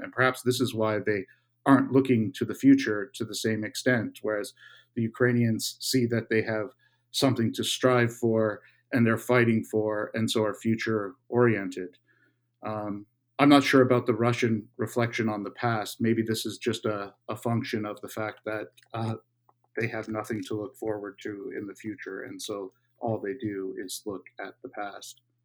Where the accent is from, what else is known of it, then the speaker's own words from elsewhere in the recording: Canada; my home country of Canada